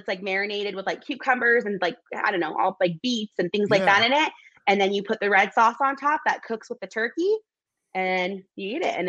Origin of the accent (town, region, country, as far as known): Salt Lake City, Utah, United States; born or raised there